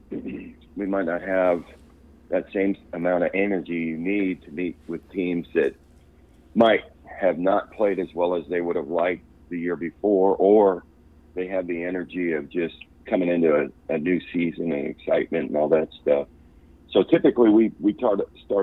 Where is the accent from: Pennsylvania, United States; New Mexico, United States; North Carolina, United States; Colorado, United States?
New Mexico, United States; Las Cruces; I grew up in Las Cruces, New Mexico